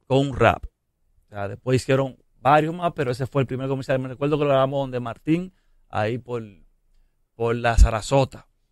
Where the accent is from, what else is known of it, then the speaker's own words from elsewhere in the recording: Dominican Republic; lo que yo soy, un dominicano caribeño